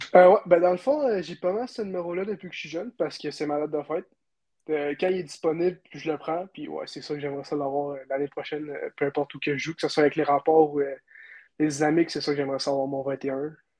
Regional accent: Quebec City, Quebec, Canada; hockey mineur à Charlebourg

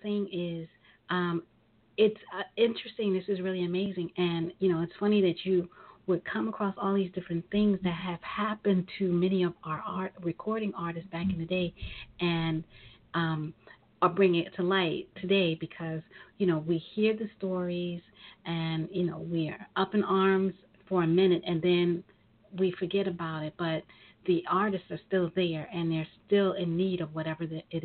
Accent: New York, United States; I was growing up in New York

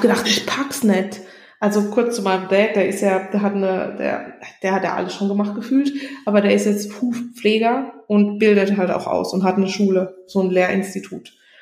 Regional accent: Germany; moved away; bei uns in Deutschland

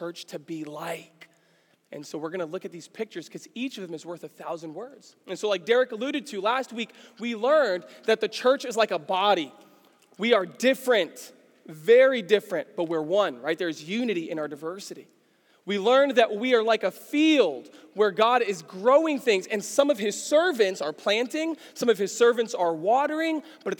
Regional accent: New York City, New York, United States; moved away; I grew up in New York City

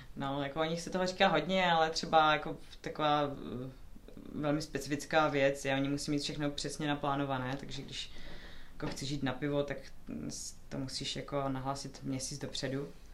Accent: Ostrava, Moravian-Silesian Region, Czechia; moved away as an adult; now in Denmark; Já jsem sama původem z Ostravy

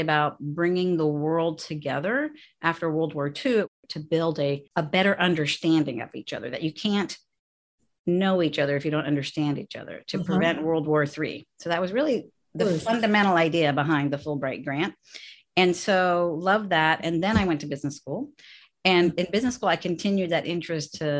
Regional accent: San Francisco, California, United States; So I'm born and raised in San Francisco, and my mom, who's 87, still lives in the house that I grew up

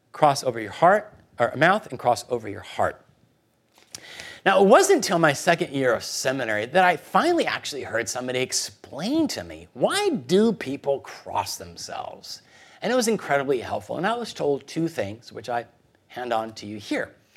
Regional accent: Guatemala City, Guatemala Department, Guatemala; moved away; I was born in Guatemala City.

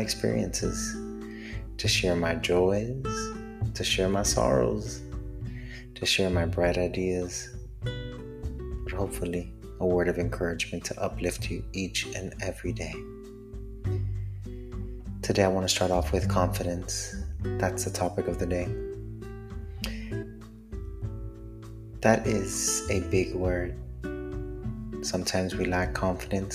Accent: Miami, Florida, United States; I am from Miami, Florida, born and raised Latino

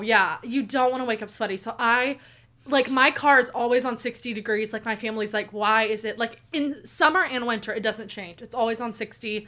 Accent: Tulsa, Oklahoma, United States; born and raised in Tulsa, Oklahoma

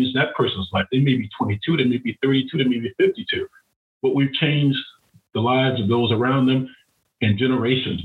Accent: Florida, United States; I grew up in Florida

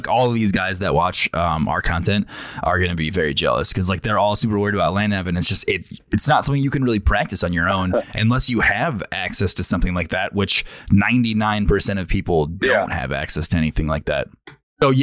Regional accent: New York, United States; I'm from New York, so, like, I didn't really do a lot of shooting beforehand

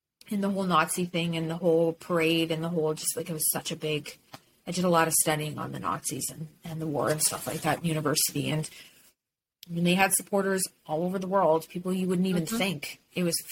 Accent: Canada; as a Canadian

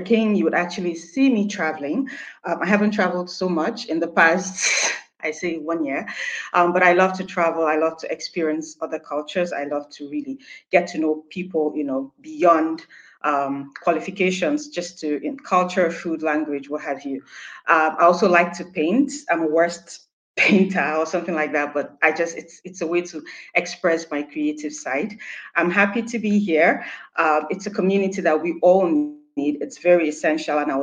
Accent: Nigeria; moved away as an adult; now in Germany; I'm Nigerian. I've been living in Germany for the past 1 year

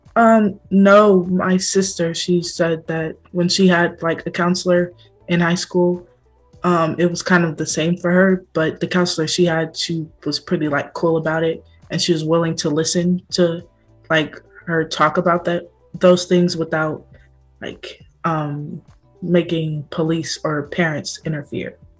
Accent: Oakland, California, United States; I'm also from Oakland

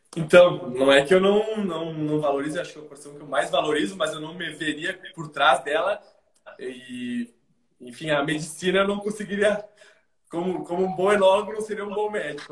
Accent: Rio Grande do Sul, Brazil; also born or lived in Argentina; pessoa que sempre vivenciou as coisas aqui do, do Rio Grande do Sul.

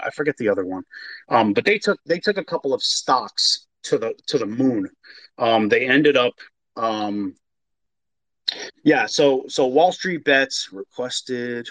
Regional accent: New York, United States; moved away; I'm from New York originally

